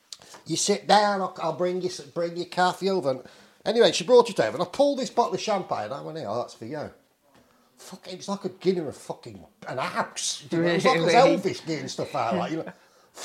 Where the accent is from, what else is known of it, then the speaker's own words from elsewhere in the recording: England, United Kingdom; from England